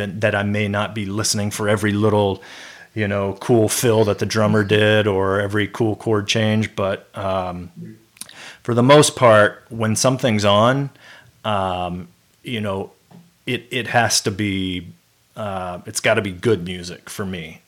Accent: Memphis, Tennessee, United States; also born or lived in California; moved to Memphis, Tennessee

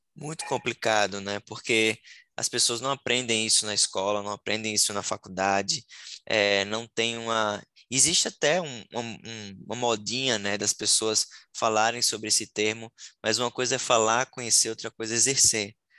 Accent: Sergipe, Brazil; moved away as an adult; now in Florianópolis, Brazil; sou é, sergipano, nasci no menor estado do Brasil. Hoje eu moro em Florianópolis já há seis anos

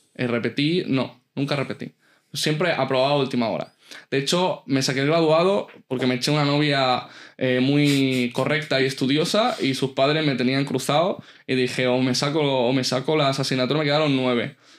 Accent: Elche, Valencian Community, Spain; also born or lived in San Juan Playa, Alicante; nazco en un pueblecito eh, cercano allí a donde, a donde hemos hablado antes, se llamaba Beñar Beach, y vivo hasta los ocho años en San Juan Playa. De hecho, nos mudamos de San Juan a Elche porque el banco nos quita la casa.

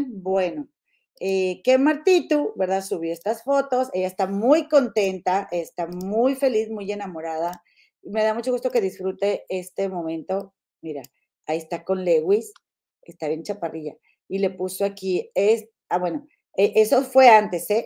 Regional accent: Mexico; de allá de Santiago, ahí cerquita de donde yo nací

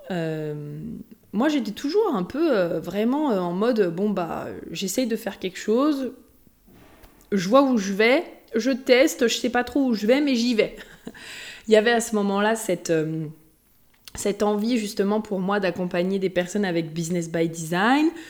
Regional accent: Haute-Savoie, Auvergne-Rhône-Alpes, France; je viens de la Haute-Savoie euh, pas loin, juste, de l'autre côté du lac. Donc, euh, que j'ai toujours aussi été à côté euh, des montagnes

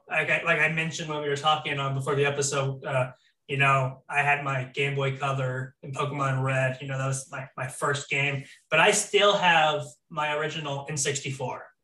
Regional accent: Florida, United States; I grew up in Florida pretty much my entire life

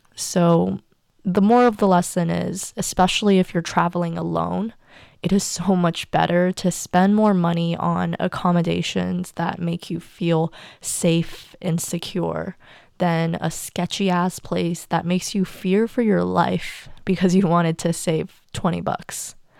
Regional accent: United States; also born or lived in China; my whole life was turned upside down when my entire family moved to the U S when I turned seven

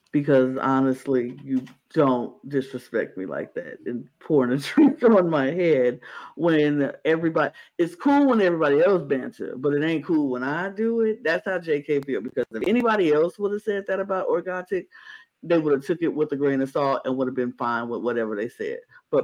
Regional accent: New York, United States; I'm from New York

